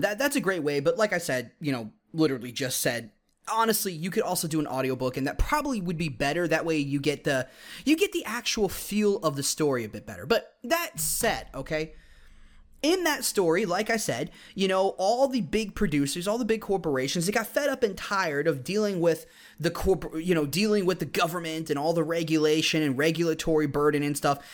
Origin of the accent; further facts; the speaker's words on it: United States; our heritage as Americans